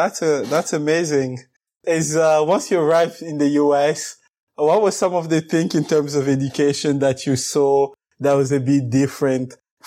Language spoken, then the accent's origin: English; DR Congo; born there; English is a second language; I was born in the Congo and it's a French-speaking country.